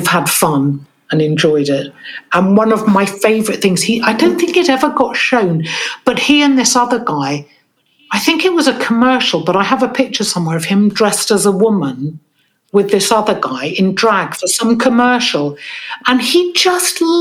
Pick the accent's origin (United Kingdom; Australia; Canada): United Kingdom; London; I grew up in a place called East Sheen, which is just on the edge of London